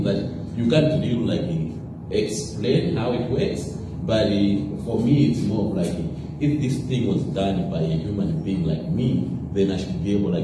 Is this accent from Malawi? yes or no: yes; Malawi; Growing up in Malawi, I grew up in a very like small village.